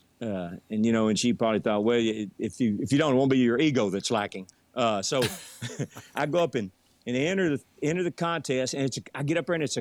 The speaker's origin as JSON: {"language": "English", "town": "Jacksonville", "region": "Texas", "country": "United States", "tie": "born or raised there", "also_born_or_lived": "Longview, Texas", "said": "where I grew up in Jacksonville"}